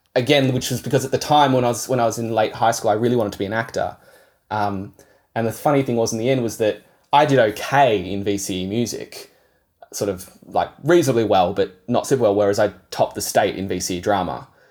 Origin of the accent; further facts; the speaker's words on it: Yarra Valley, Victoria, Australia; also born or lived in Kangaroo Ground; I grew up sort of near the Yarra Valley. My parents moved out to Kangaroo Ground when I was ten